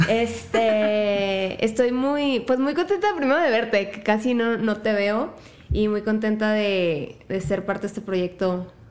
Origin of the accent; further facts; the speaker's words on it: La Piedad, Michoacán, Mexico; Soy de La Piedad. escuchan ese acento tan raro. En realidad es como una mezcla de acentos de todos lados, como ya mutado en algo del norte, pero soy de Michoacán.